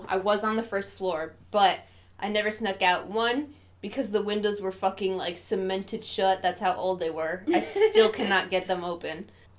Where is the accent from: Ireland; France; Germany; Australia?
Ireland; I'm Irish